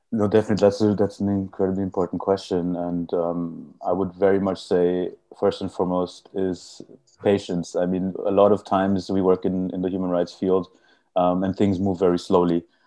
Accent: Vienna, Austria; also born or lived in India; I was born and brought up in, in Austria, but originally I'm from India.

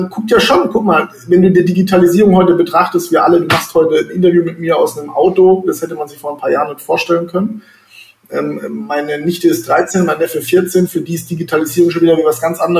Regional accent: Baden-Baden, Baden-Württemberg, Germany; Ja, ich komme aus Baden-Baden, wie ich äh, gerade schon selber gesagt habe.

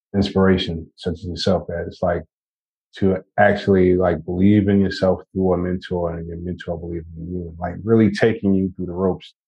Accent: New York, United States; I'm from New York, Brooklyn, New York

